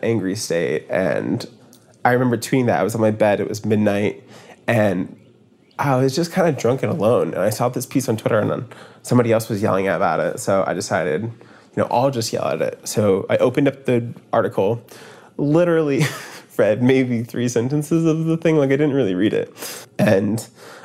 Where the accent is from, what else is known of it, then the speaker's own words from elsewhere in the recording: Maine, United States; now in Brooklyn, United States; I'm from Maine